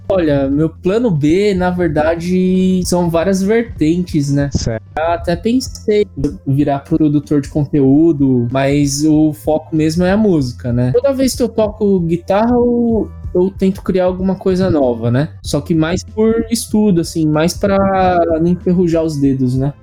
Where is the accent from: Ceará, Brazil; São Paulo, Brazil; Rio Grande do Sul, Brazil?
São Paulo, Brazil; moved away as an adult; now in Japan; eu sou paulistano, primeiro mês daqui do Japão